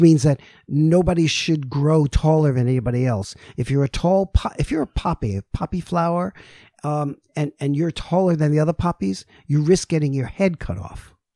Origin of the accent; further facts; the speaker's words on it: New York City, New York, United States; I'm from New York City